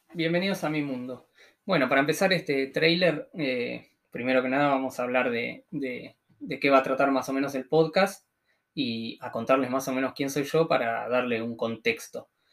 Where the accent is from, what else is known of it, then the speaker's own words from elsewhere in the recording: Tres Arroyos, Buenos Aires Province, Argentina; soy de Tres Arroyos, que es una ciudad de unos 70.000 habitantes más o menos, ah, que está a 500 kilómetros al sur de Cava.